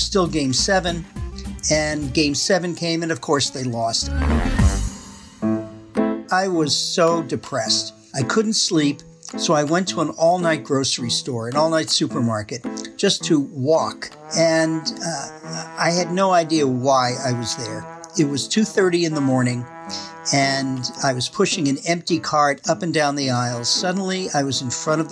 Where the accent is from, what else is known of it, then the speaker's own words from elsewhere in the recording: Massachusetts, United States; also born or lived in Wisconsin; now in Middleton, United States; I'm originally from Massachusetts